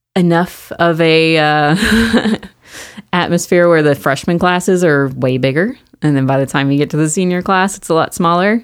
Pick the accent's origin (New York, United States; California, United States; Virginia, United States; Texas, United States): Texas, United States; Mesquite; I grew up in Mesquite